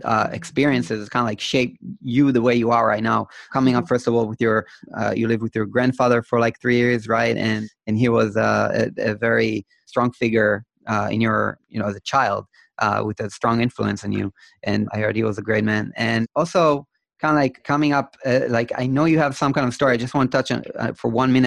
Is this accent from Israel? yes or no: yes; Israel; I'm from Israel